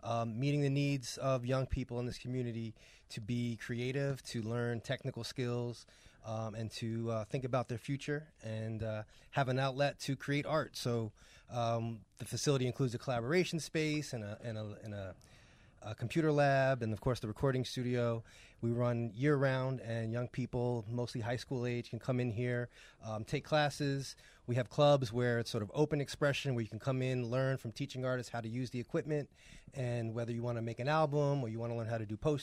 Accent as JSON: {"language": "English", "region": "New York", "country": "United States", "moved": "as an adult", "lives_now": "Pittsburgh, United States", "said": "I'm from New York"}